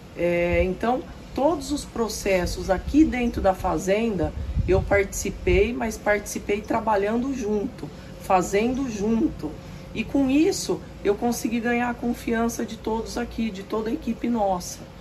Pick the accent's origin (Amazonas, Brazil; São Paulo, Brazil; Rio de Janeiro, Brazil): São Paulo, Brazil; Tupã; moved away as an adult; now in Cerrado Mineiro, Brazil; sou nascida em Tupã, interior de São Paulo